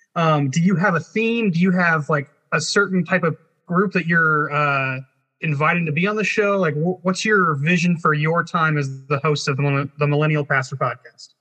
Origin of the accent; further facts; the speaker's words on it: Arizona, United States; he and I are from the same area. We're both grew up Nazarene, but like we're from the Arizona, so the the Southwest